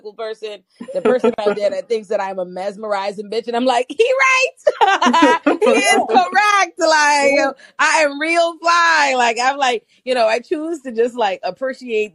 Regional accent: Bahamas; also born or lived in Florida / West Virginia / Ohio; now in New York, United States; born and raised in the Bahamas

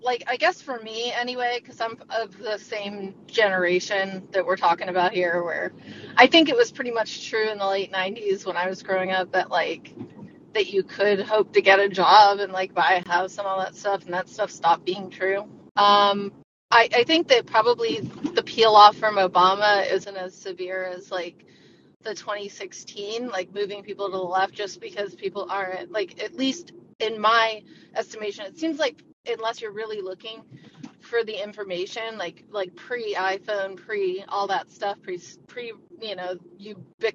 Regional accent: United States; also born or lived in England; I'd admit that I was American to people and not Canadian

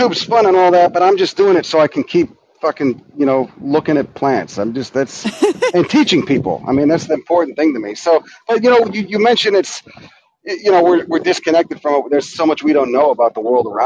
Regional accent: Chicago, Illinois, United States; moved away as an adult; also born or lived in California; I grew up in Chicago

